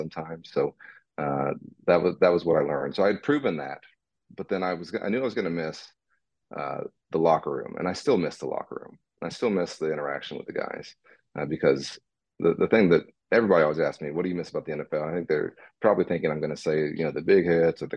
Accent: Dallas, Texas, United States; I'm a Dallas kid, born and raised in Dallas

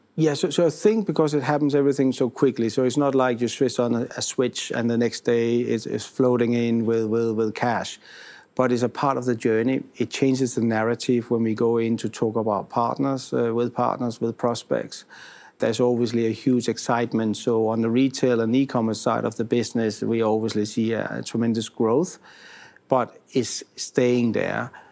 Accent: Denmark; moved away as an adult; now in Italy; being a foreigner, I'm originally from Denmark and I've been here for almost four years now

